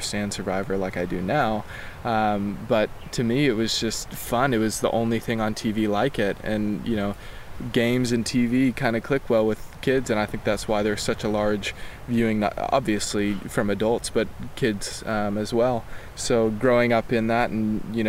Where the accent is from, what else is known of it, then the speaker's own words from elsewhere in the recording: Knoxville, Tennessee, United States; moved away as an adult; now in Los Angeles, United States; I was born and raised in Knoxville, Tennessee, and I live in L.A.